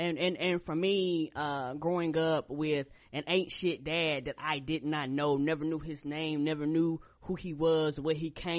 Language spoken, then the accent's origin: English; Albany, New York, United States; born there; And we actually took a trip up to New York because I was born in Albany, New York.